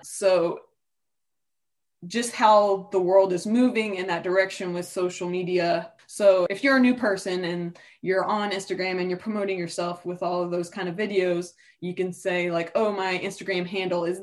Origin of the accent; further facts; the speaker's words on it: Newport News, Virginia, United States; I was growing up in Newport News